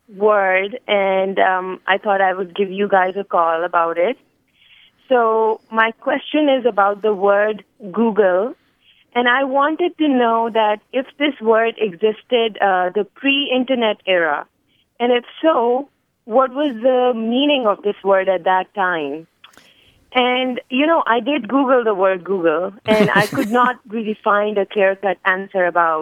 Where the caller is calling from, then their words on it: Richmond, Virginia, United States; I'm calling from Richmond, Virginia.